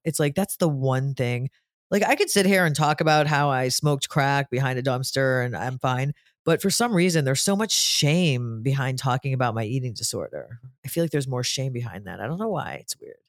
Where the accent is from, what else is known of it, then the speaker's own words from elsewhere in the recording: Cleveland, Ohio, United States; I'm from Cleveland